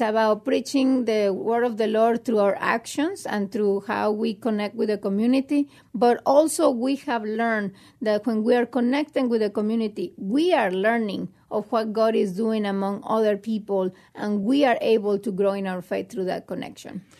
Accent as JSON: {"language": "English", "country": "Mexico", "tie": "born or raised there", "moved": "yes", "lives_now": "United States", "said": "I was raised in Mexico in a very, uh, good family"}